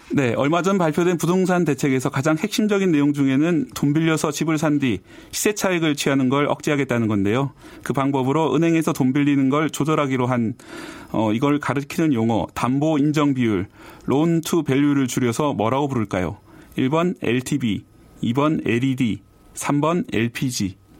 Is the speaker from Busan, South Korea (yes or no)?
yes; Busan, South Korea; moved away as an adult; now in Seoul, South Korea; 부산 출신이거든요.